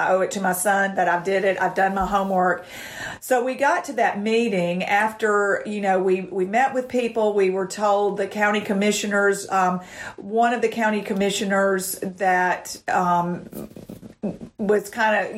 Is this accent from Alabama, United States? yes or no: yes; Montgomery, Alabama, United States; I was born and raised in Montgomery and went to college here.